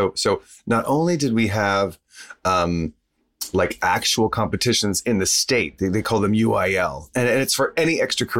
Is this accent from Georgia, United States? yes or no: no; Texas, United States; I'm from Texas.